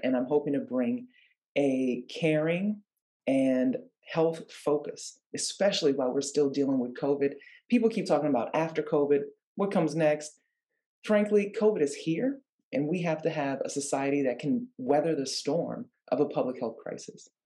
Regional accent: New Orleans, Louisiana, United States; moved away as an adult; now in California, United States; I grew up in New Orleans, Louisiana

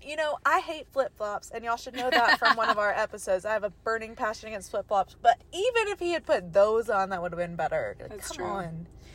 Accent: Birmingham, Alabama, United States; I'm from Birmingham, where people wear shoes when they prepare your food.

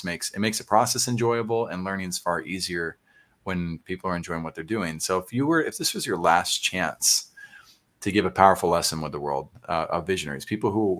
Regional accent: San Antonio, Texas, United States; I grew up in Oak Meadow, which is right there on Northwest Military in Huebner

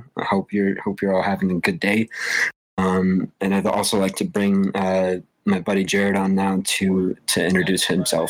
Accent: Colorado, United States; We're from the Colorado area, so we're big into all things Denver sports related.

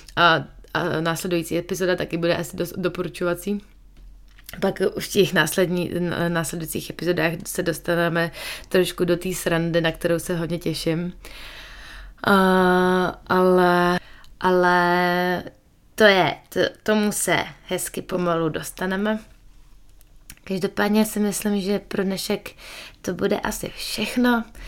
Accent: Prague, Czechia; moved away as an adult; now in New Zealand; já jsem kousek od Prahy, de facto z Prahy

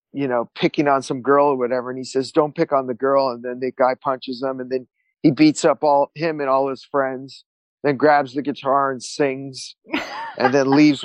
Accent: Santa Monica, California, United States; I was born and raised in Santa Monica

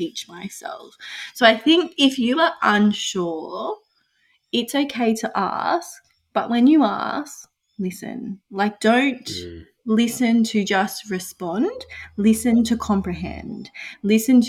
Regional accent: Australia; Aboriginal people, we have a certain way of the way that we interact

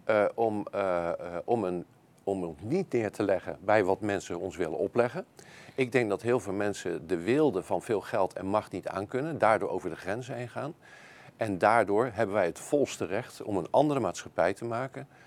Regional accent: Netherlands; En laten we niet vergeten, wij hebben als Nederlanders hebben dit eerder gedaan.

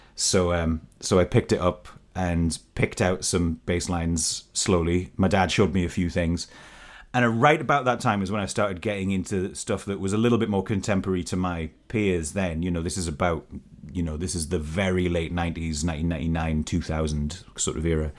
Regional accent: Newcastle upon Tyne, North East England, United Kingdom; I am coming to you from Newcastle upon Tyne, my hometown

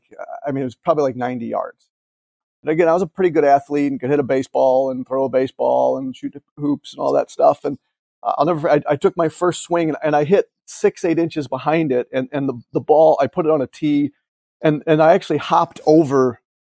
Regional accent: Chesterton, Indiana, United States; where I grew up in Chesterton

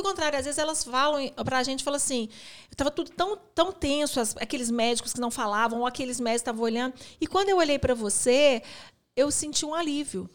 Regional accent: Belo Horizonte, Minas Gerais, Brazil; a gente é da cidade de Belo Horizonte

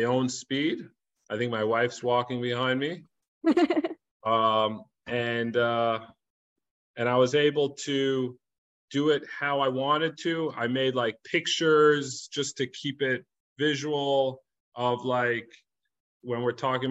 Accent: New York City, New York, United States; moved away as an adult; also born or lived in Los Angeles; I grew up in Crown Heights

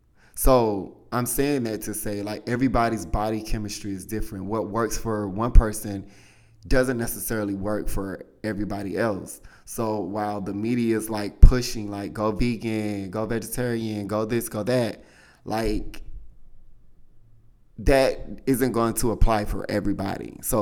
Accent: Southern United States, United States; I mean, I grew up in the South. My mother is a baker, honey.

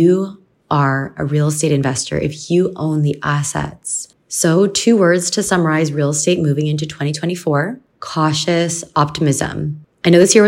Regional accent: Canada; I'm from Canada

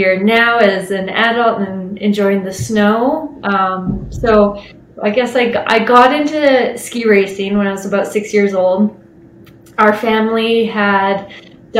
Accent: Kelowna, British Columbia, Canada; I grew up in Kelowna, West Kelowna to start

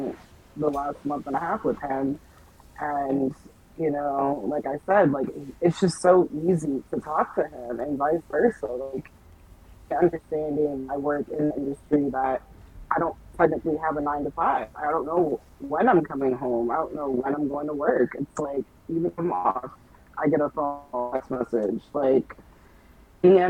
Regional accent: Jamaica; being Jamaican, like, my parents didn't allow

